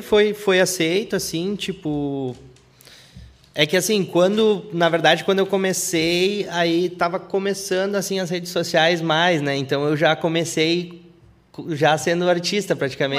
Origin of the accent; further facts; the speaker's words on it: Feliz, Rio Grande do Sul, Brazil; moved away as an adult; now in north coast of Rio Grande do Sul, Brazil; eu nasci na, eu nasci na Feliz, na cidade Feliz